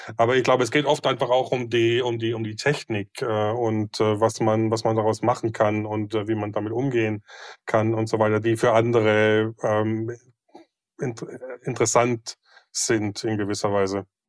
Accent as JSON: {"language": "German", "country": "Germany", "moved": "yes", "lives_now": "Oslo, Norway", "said": "als Deutscher"}